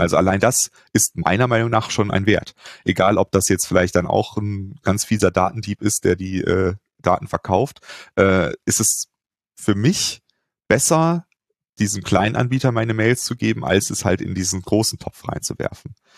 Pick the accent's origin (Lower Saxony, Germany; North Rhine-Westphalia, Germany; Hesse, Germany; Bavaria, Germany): North Rhine-Westphalia, Germany; Cologne; Ich bin ja in Köln äh, groß geworden